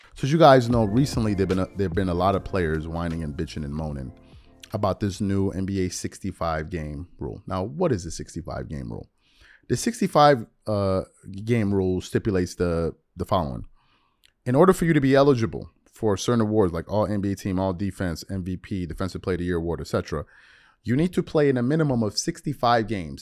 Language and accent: English; New York, United States; as a New Yorker